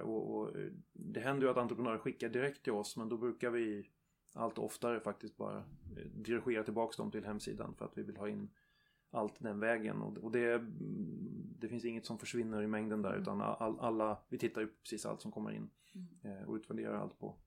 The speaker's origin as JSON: {"language": "Swedish", "region": "Värmland", "country": "Sweden", "said": "i Värmland också där jag kommer ifrån"}